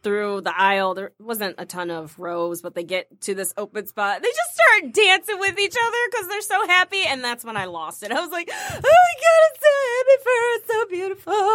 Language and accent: English; Michigan, United States; also born or lived in Toledo, Ohio; I was born in Ohio but raised in Michigan, so Michigan girl at heart